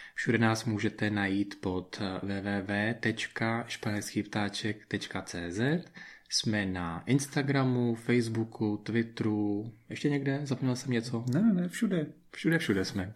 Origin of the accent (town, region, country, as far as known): Czechia; moved away as an adult; now in Spain